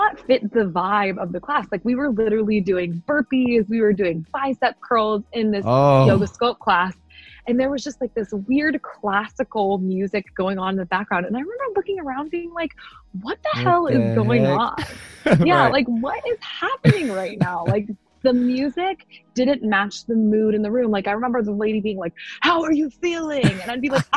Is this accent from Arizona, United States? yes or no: yes; Arizona, United States; I wanted to stay in Arizona. That's where I'm from